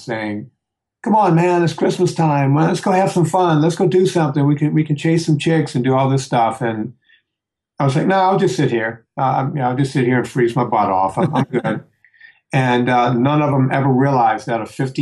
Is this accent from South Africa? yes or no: no; Louisiana, United States; my hometown that used to have firecracker stands. Yeah, in Louisiana